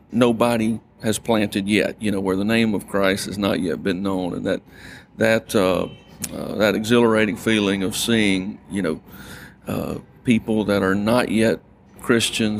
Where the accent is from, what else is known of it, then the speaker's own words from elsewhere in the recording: North Louisiana, United States; also born or lived in Albuquerque, New Mexico / Irving, Texas; growing up in North Louisiana